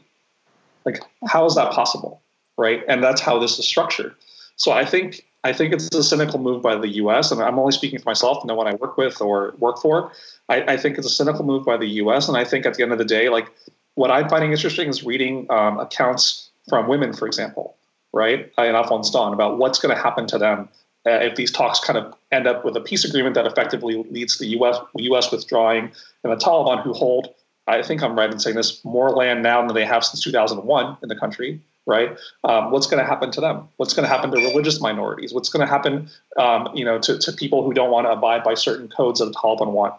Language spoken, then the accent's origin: English; New York City, New York, United States; I grew up right in New York City